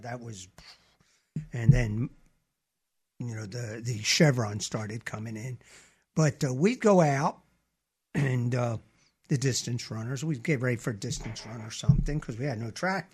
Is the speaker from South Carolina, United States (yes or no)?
no; Camden, New Jersey, United States; moved away as an adult; now in Mobile, Alabama, United States; I'm from Philadelphia area, Camden, New Jersey, Woodrow Wilson High School.